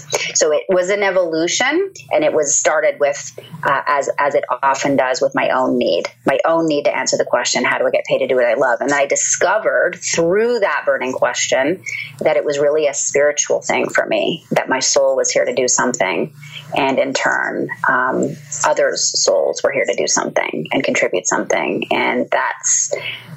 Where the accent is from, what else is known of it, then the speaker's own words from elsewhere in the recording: Toronto, Ontario, Canada; moved away as an adult; I was born and raised in Canada, in Toronto